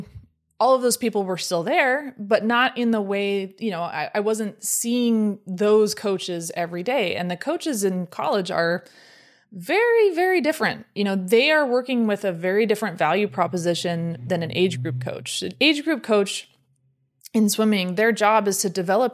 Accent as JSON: {"language": "English", "region": "California", "country": "United States", "tie": "born or raised there", "said": "I grew up on the West Coast. I was born in California"}